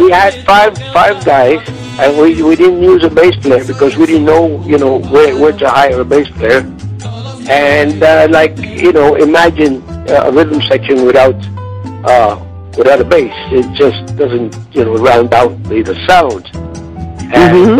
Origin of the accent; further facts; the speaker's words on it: New York City, New York, United States; also born or lived in Puerto Rico; when I was uh, six years old, my family and I, uh, that was 1941, we um, migrated to, to, to the Bronx